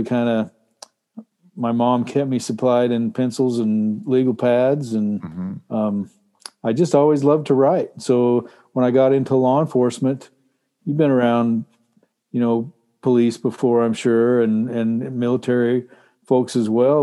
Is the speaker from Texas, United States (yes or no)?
yes; Texas, United States; now in Alaska, United States; I grew up in Texas where it was super hot